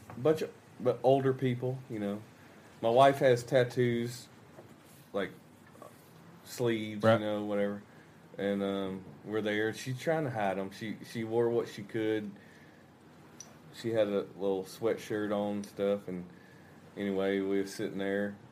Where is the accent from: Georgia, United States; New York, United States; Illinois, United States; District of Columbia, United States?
Georgia, United States; moved away as an adult; now in Arkansas, United States; I grew up in Georgia, and me and my wife we live in Arkansas now